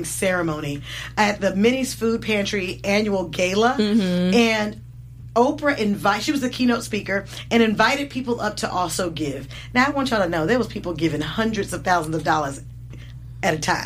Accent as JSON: {"language": "English", "area": "the Bay Area", "region": "California", "country": "United States", "said": "I'm from the Bay Area"}